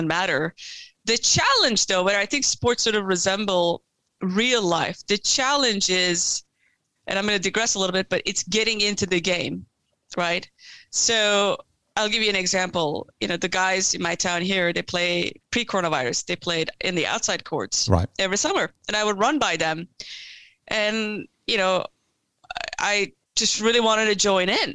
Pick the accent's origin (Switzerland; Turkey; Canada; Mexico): Turkey; moved away; I was born and raised in Turkey